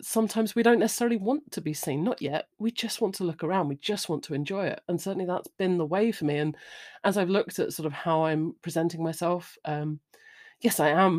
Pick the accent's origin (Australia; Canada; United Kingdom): United Kingdom; I'm British. The pub is, you know, where we go.